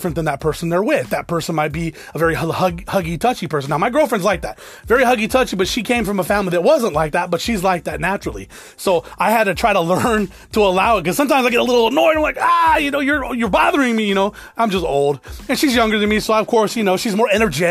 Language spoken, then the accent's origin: English; South Tucson, Arizona, United States; Did grow up in South Tucson, predominantly Hispanic, but you know, I grew up in the hood.